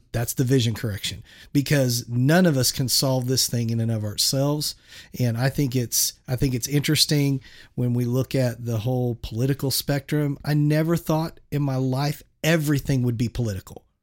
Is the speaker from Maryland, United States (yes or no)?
no; Shawnee, Oklahoma, United States; also born or lived in San Francisco Bay Area, California; we moved from the San Francisco area to Shawnee, Oklahoma